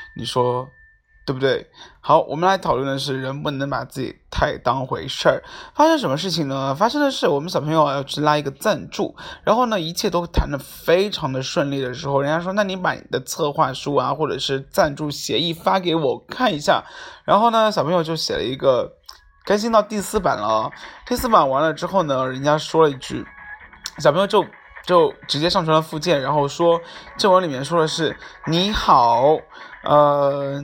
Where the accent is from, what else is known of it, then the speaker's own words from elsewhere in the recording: China; 我也是中国人